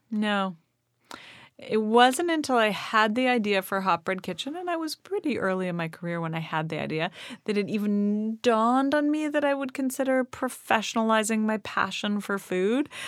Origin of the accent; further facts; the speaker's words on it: Toronto, Ontario, Canada; I grew up in Toronto